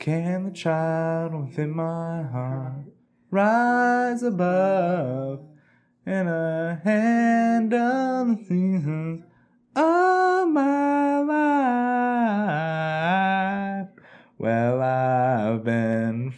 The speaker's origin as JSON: {"language": "English", "town": "Boston", "region": "Massachusetts", "country": "United States", "said": "I'm from Boston"}